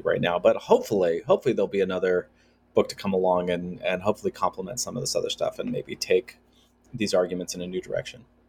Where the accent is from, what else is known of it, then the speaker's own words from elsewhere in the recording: United States; growing up in the United States